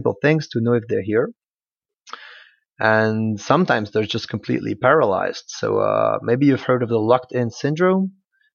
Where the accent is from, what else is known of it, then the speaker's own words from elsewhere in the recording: Switzerland; moved away as an adult; also born or lived in Belgium; now in Liège, Belgium; I graduated from the University of Geneva in Switzerland, which is my home country. And then I moved to Belgium to start my PhD.